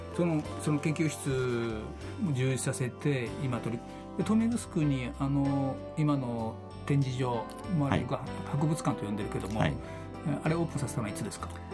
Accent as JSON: {"language": "Japanese", "region": "Okinawa", "country": "Japan", "said": "我々うちなんちゅう"}